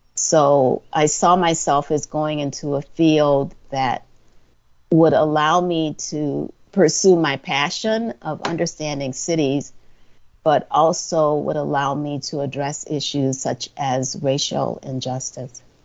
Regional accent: Orangeburg, South Carolina, United States; moved away as an adult; also born or lived in Detroit, Michigan; I grew up in Orangeburg, South Carolina, which is in the middle of the state

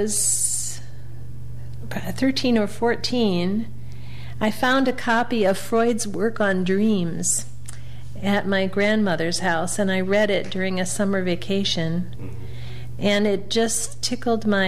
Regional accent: Champaign, Illinois, United States; also born or lived in Chicago, Illinois; now in Chattanooga, United States; I was born in Chicago, and I grew up in Champaign-Urbana, Illinois

